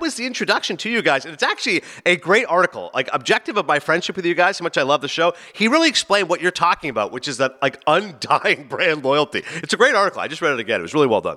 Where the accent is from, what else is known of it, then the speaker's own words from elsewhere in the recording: Toronto, Ontario, Canada; moved away; my hometown of Toronto